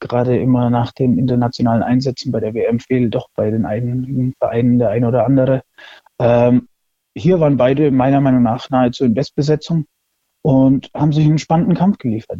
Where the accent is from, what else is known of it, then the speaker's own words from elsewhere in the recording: Würzburg, Bavaria, Germany; ich komme aus Würzburg und der Dörbach